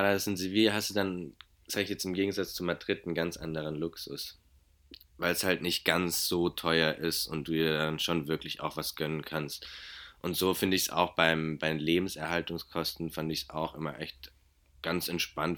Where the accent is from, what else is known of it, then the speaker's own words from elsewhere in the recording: Germany; ich bin Deutscher